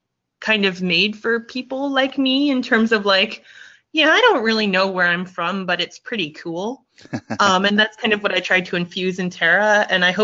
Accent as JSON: {"language": "English", "country": "Thailand", "tie": "born or raised there", "also_born_or_lived": "United States / England", "moved": "yes", "lives_now": "Netherlands", "said": "I'm half Thai, half Italian. I was born in the States. I grew up in Thailand and England, and now I'm in the Netherlands."}